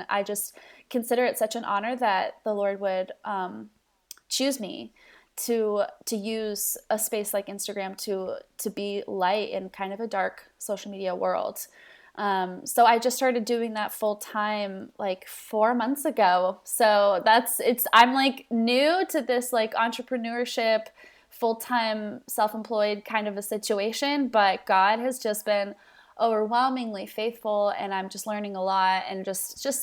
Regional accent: Mexico City, Mexico; moved away as an adult; also born or lived in Tulsa, Oklahoma; now in United States; I was born in Tulsa, Oklahoma, raised in Mexico City, Mexico. Parent uh, parents are missionaries, so I grew up um, in Mexico City for 15 years.

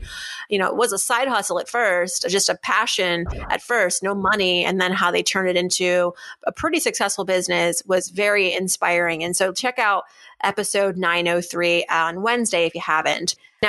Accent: Shrewsbury, Massachusetts, United States; We're both from Shrewsbury, Massachusetts. You know, I bounced around a lot growing up. My parents moved, but I spent a good chunk of my childhood in Shrewsbury, Massachusetts from about age 11 to 14, formative years, I'd say.

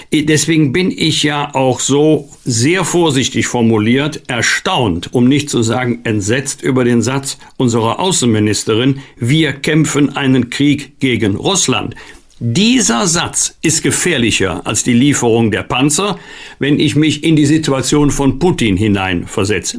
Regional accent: Cologne, North Rhine-Westphalia, Germany; uns Kölnern

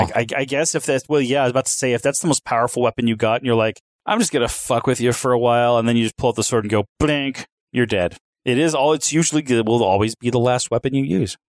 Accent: Knoxville, Tennessee, United States; I come from Knoxville, Tennessee, round the corner from Gatlinburg, Tennessee.

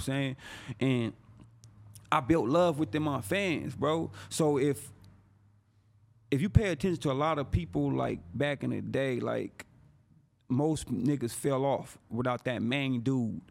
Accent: San Bernardino, California, United States; I'm from San Bernardino

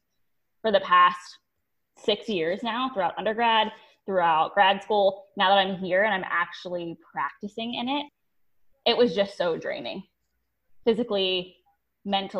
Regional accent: Ohio, United States; now in St. Petersburg, United States; I'm originally from Ohio

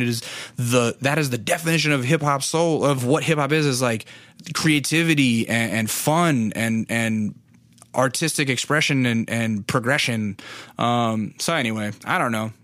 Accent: Alaska, United States; I'm from Alaska

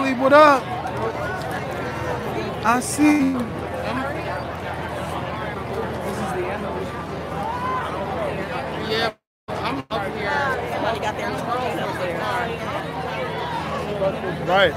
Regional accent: New Jersey, United States; I'm from Jersey

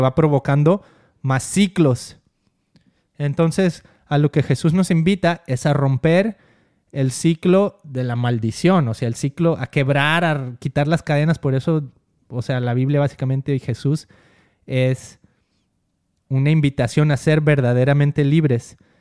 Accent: Mexico; born or raised there

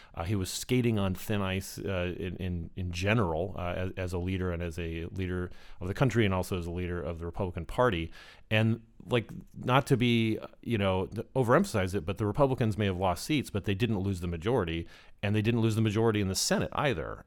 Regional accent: Arizona, United States; my home state of Arizona

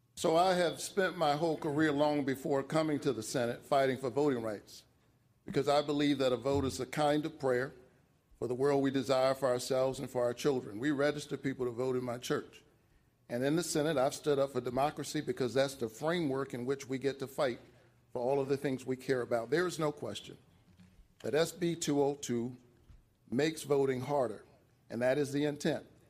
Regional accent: Savannah, Georgia, United States; I grew up about a mile from here in the Caton Homes housing projects

